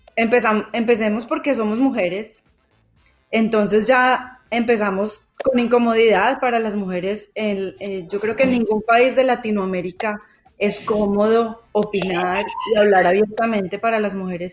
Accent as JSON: {"language": "Spanish", "country": "Colombia", "tie": "born or raised there", "said": "las tres crecimos en Colombia en una época de muchísima violencia"}